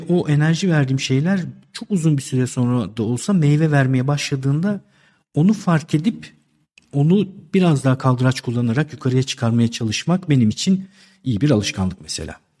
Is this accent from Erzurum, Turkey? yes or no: no; Istanbul, Turkey; 1971 ee, İstanbul doğumluyum